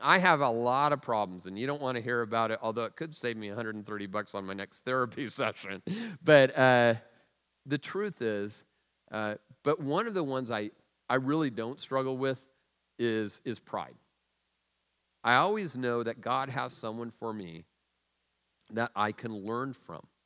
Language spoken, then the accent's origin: English; Tacoma, Washington, United States; the food I was raised on in Tacoma